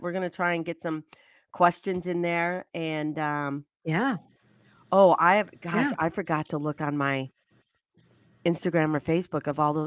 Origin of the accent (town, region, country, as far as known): Michigan, United States; born or raised there